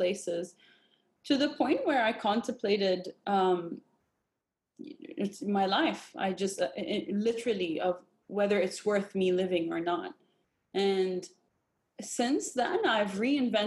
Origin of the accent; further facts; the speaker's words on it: Jordan; I grew up in Jordan, Palestinian background